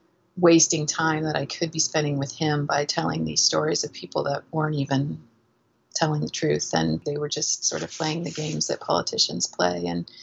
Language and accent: English; Indiana, United States; also born or lived in Seneca, Kansas / Missouri / Arizona; I was born in Kansas in a little small town called Seneca, and spent a lot of my youth in the Midwest. I went to school through high school in Indiana, a little bit of time in Missouri